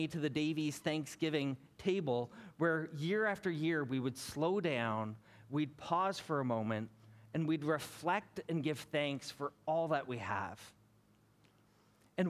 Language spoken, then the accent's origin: English; Hamilton, Ontario, Canada; moved away as an adult; also born or lived in British Columbia; I was born and raised in Hamilton